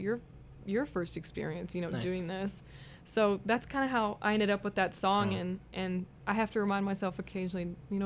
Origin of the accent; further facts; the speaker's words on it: Kansas City, Missouri, United States; Kansas City